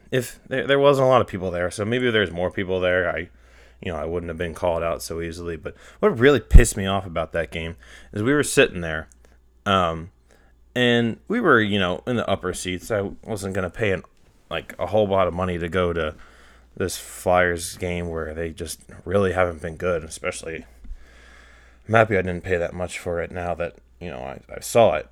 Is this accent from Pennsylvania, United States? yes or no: yes; outside Philadelphia, Pennsylvania, United States; also born or lived in Indiana, Pennsylvania; I grew up kind of outside Philly